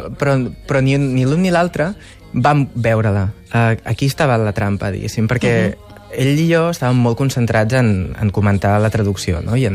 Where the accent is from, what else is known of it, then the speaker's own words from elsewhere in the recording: Barcelona, Catalonia, Spain; jo vaig créixer a Ostafrancs.